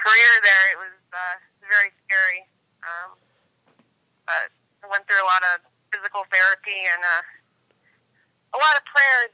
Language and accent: English; Massachusetts, United States; moved away as an adult; also born or lived in Charlotte, North Carolina; I grew up in Massachusetts and then was pulled down here on track scholarship to UNC Charlotte